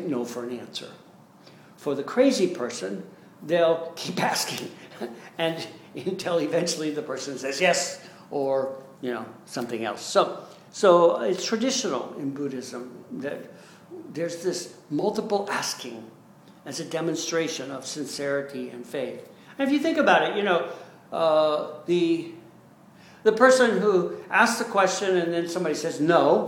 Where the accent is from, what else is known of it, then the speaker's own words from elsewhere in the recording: United States; us Americans